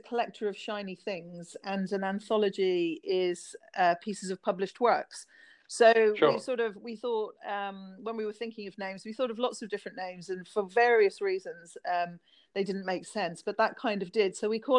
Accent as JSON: {"language": "English", "country": "Ireland", "tie": "born or raised there", "also_born_or_lived": "London", "moved": "as an adult", "lives_now": "Isle of Wight, United Kingdom", "said": "I was brought up in Ireland, so it's okay. Very similar. It's a very similar community, small communities, everybody knowing everybody else"}